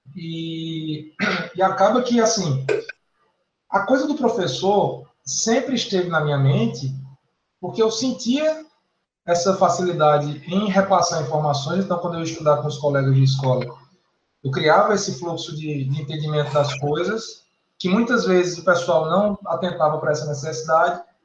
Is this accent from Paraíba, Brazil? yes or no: yes; Campina Grande, Paraíba, Brazil; moved away as an adult; also born or lived in Brasília; now in João Pessoa, Brazil; na universidade lá na minha cidade, Campina Grande, na, na Paraíba